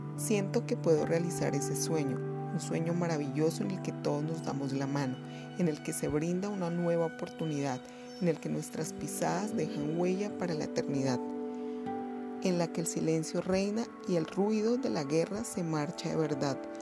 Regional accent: Colombia; soy docente de literatura y soy de Colombia

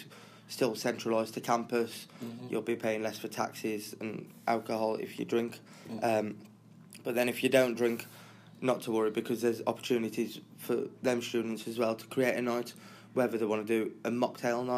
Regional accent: Wolverhampton, West Midlands, United Kingdom; I'm originally from Wolverhampton

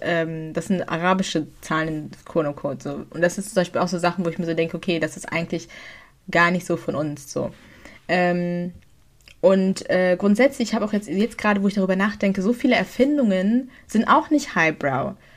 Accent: Germany; wir sind in Deutschland

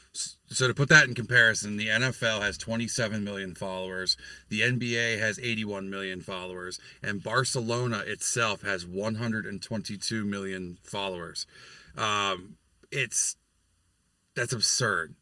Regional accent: New York, United States; now in Pennsylvania, United States; my home state of New York

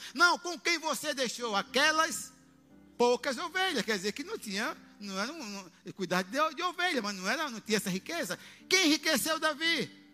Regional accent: Aracaju, Sergipe, Brazil; Eu vivi na extrema pobreza até 11 anos. Até ser criado com uma família em Aracaju.

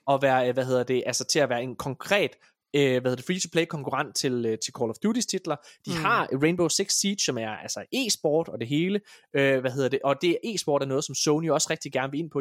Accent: Denmark; vi kommer fra Danmark

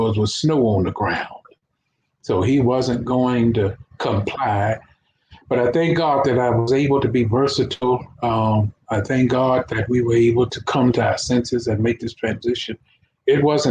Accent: Fort Worth, Texas, United States; also born or lived in Port Arthur, Texas; I came up here to live in Fort Worth with my uncle, which is Ariel Rogers. Technically, he's my uncle, but he raised me

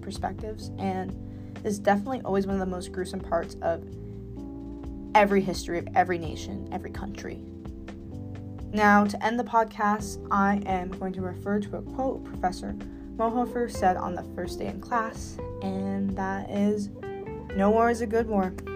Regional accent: United States; as an American

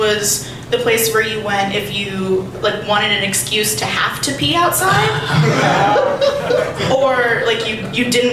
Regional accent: Appalachia, rural southwestern Pennsylvania, United States; I grew up in Appalachia, like rural, in the woods, southwestern Pennsylvania, almost, just like basically West Virginia

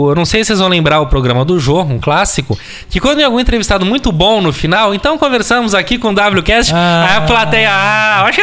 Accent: Rio Grande do Sul, Brazil; now in London, United Kingdom; eu como gaúcho inglês.

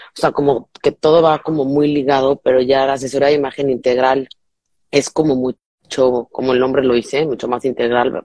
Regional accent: Mexico; now in Miami, United States; soy mexicana, vivo en Miami

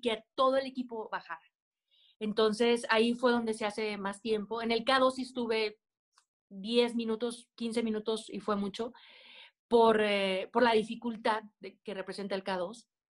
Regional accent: Aguascalientes, Mexico; Yo soy de Aguascalientes, donde no hay montañas

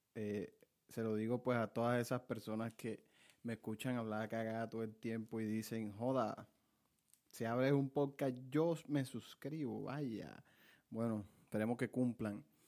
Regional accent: Montelíbano, Córdoba, Colombia; soy de Montelíbano, Córdoba

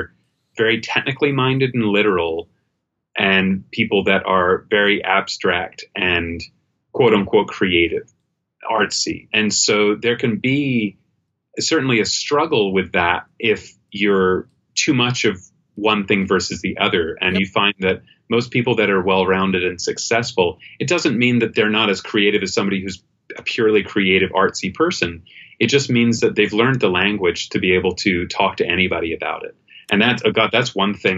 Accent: England, United Kingdom; moved away; I was living in the UK. I grew up in England

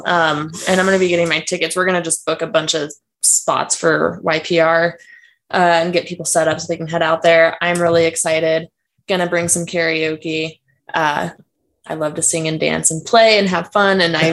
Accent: San Clemente, California, United States; I'm from California too, bro.

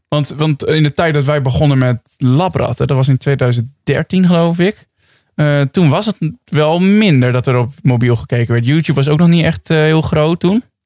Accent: Netherlands; wij als Nederlanders

